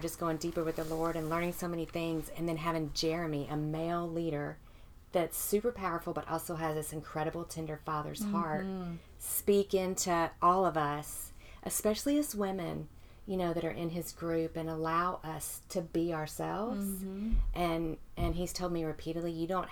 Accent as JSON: {"language": "English", "region": "Mississippi", "country": "United States", "tie": "born or raised there", "said": "born and bred in Mississippi"}